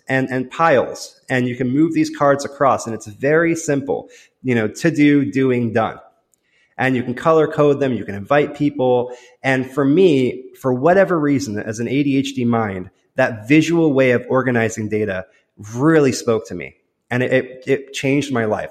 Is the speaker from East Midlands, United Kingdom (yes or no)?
no; London, United Kingdom; I was born in London